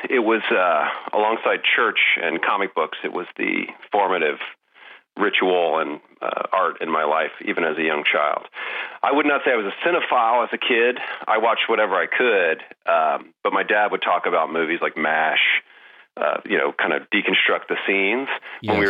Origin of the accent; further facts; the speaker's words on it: Pensacola, Florida, United States; Pensacola in the 80s was um, a weird mashup of uh, fundamentalist Christ